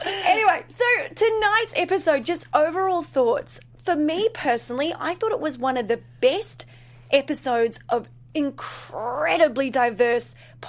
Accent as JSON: {"language": "English", "country": "New Zealand", "said": "So I'm originally from New Zealand, as you know. Grew up dancing jazz, ballet, contemporary, musical theater, etc. Hip hop wasn't even really a thing when I finished. I'm a little bit older."}